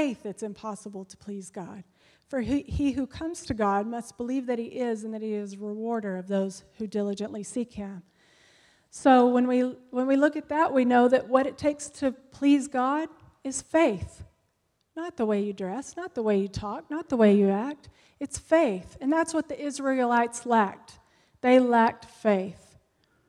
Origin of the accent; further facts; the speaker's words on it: United States; we as Americans